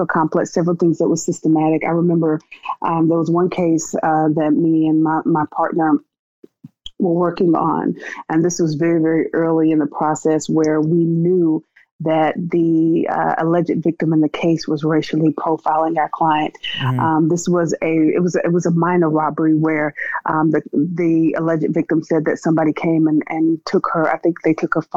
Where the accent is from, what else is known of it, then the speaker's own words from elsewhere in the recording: Wilson, North Carolina, United States; I grew up in North Carolina. I was born in North Carolina in a little town called Wide Awake Wilson